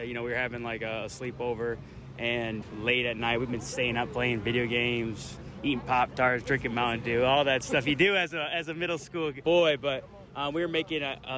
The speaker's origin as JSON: {"language": "English", "region": "Minnesota", "country": "United States", "tie": "born or raised there", "moved": "yes", "said": "I grew up in Minnesota"}